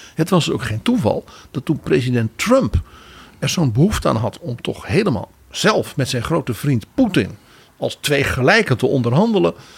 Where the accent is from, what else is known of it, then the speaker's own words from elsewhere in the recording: Netherlands; wij als Nederlanders